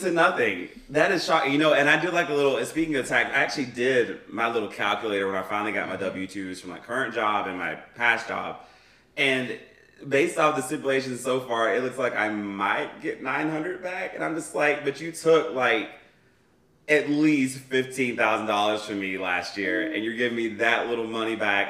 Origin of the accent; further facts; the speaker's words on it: McMinnville, Tennessee, United States; moved away; I went home to my hometown, um, and back in, in McMinnville, Tennessee